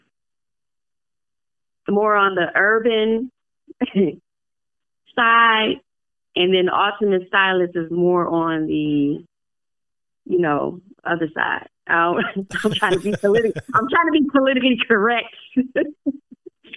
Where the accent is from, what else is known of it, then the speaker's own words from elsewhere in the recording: Detroit, Michigan, United States; now in Tennessee, United States; I'm originally from Detroit, Michigan